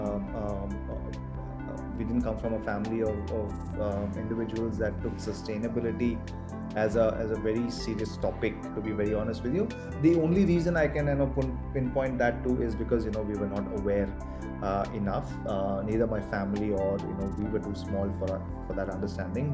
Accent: Coimbatore, Tamil Nadu, India; also born or lived in Gujarat / Kerala; Coimbatore was a place that I actually grew up my younger days

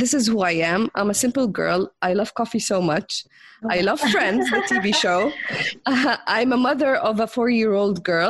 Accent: Jordan; I'm from the Middle East, from Jordan, and I grew up as a rebellionist

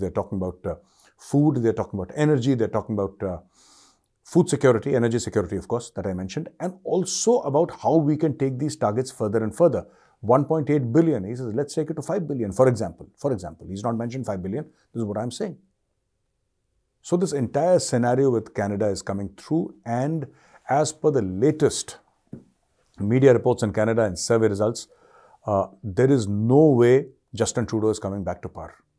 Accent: India; as an Indian

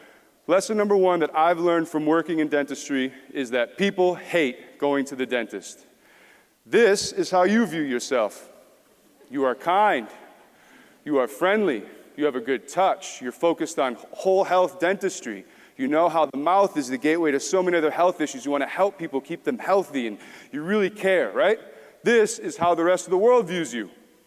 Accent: small town outside Milwaukee, Wisconsin, United States; moved away as an adult; also born or lived in Seoul, South Korea; get out of my hometown. I'm from Milwaukee, Wisconsin. From a small town just outside of there.

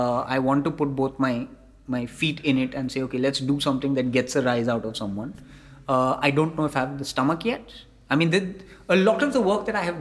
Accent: Mumbai, Maharashtra, India; I come from Bombay

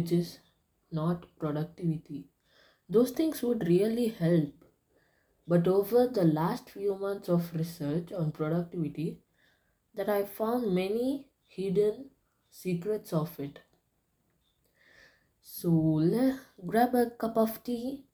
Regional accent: India; I'm from India

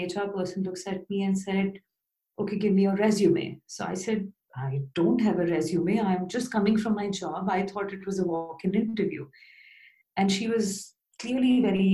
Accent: Bhopal, Madhya Pradesh, India; moved away as an adult; also born or lived in Bangalore / London; I got an opportunity to be a lecturer in a new engineering college in my hometown, Bhopal

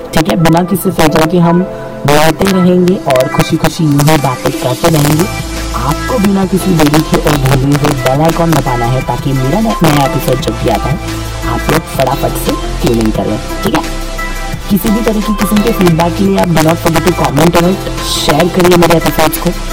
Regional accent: Mumbai, Maharashtra, India; मैं मुंबई से हूँ

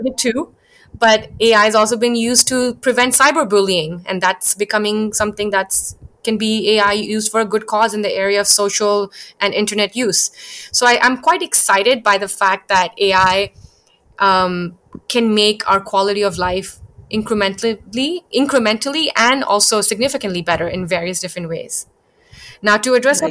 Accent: Bangkok, Thailand; also born or lived in India; I was born in India, but I spent my entire childhood growing up in Bangkok

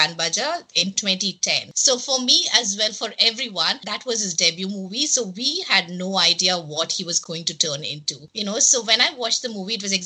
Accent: India; we grew up in India

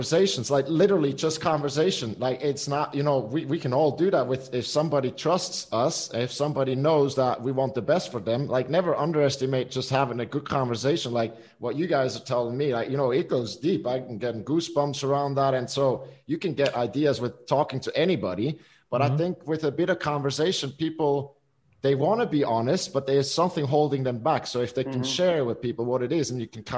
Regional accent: Switzerland; we grew up here in Switzerland

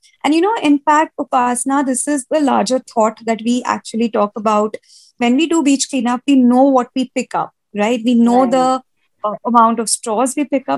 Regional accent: Kolkata, West Bengal, India; also born or lived in Uttar Pradesh; born and brought up in Calcutta

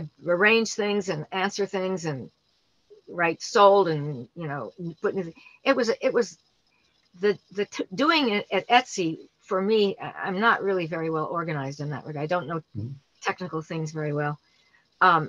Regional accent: New York City, New York, United States; I grew up in New York City

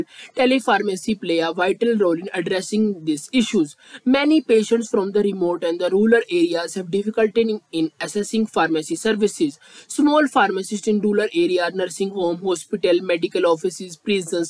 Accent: India; I am from India

